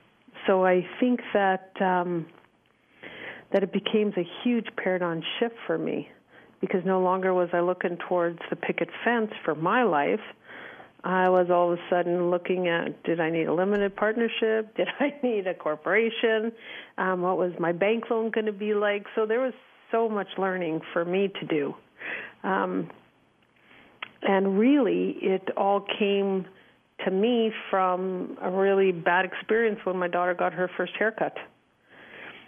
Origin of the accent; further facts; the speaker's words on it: Montreal, Quebec, Canada; moved away as an adult; now in Calgary, Canada; So I currently live in Calgary, Alberta, Canada. I've been here since I was in my early 20s. We're originally from Montreal. I grew up in a typical family